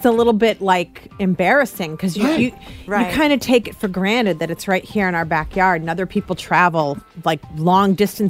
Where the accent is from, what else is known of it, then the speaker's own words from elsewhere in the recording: Western Massachusetts, United States; Western Mass. I grew up in Western Mass. Like a big trip was to Springfield.